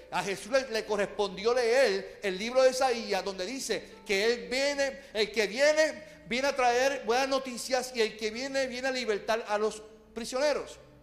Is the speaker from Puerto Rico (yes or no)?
yes; Puerto Rico; Nosotros, como puertorriqueños